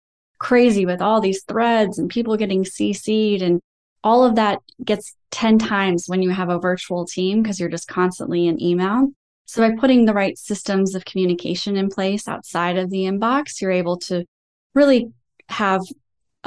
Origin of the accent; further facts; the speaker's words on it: Iowa, United States; I was also raised in the Midwest, and we're just known for having really great work ethics. I'm from Iowa